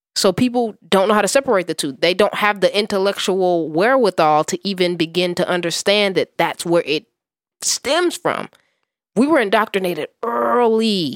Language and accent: English; Gary, Indiana, United States; I was born and raised in Gary, Indiana, nigga, that's basketball country